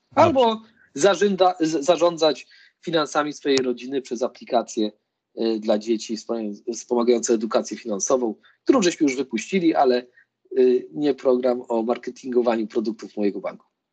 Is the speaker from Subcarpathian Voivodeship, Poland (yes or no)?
no; Lublin, Lublin Voivodeship, Poland; Ja pochodzę w ogóle z, z Lublina